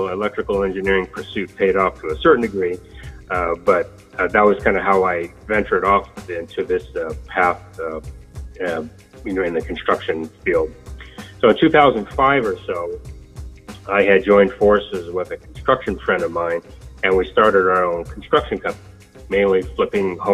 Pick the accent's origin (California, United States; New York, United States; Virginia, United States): California, United States; Sacramento; I am from Sacramento, and I attended Sacramento State University